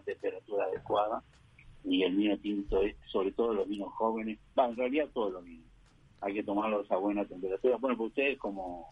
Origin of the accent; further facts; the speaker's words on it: Montevideo, Uruguay; moved away as an adult; now in Neuquén, Argentina; Soy uruguayo, viví en, Carrasco, en Montevideo, hasta los 20, 21 años cuando vine aquí a la Argentina